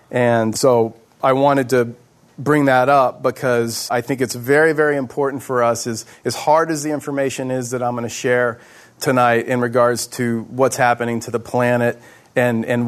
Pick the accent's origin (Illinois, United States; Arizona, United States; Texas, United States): Texas, United States; Houston; moved away as an adult; also born or lived in Alaska; a guy born and raised in Houston, Texas